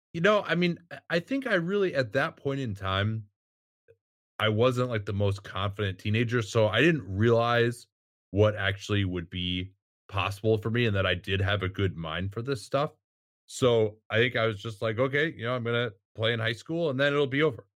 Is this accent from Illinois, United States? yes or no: yes; Chicago, Illinois, United States; moved away; also born or lived in San Francisco; growing up in Chicago and, and watching the nineties Bulls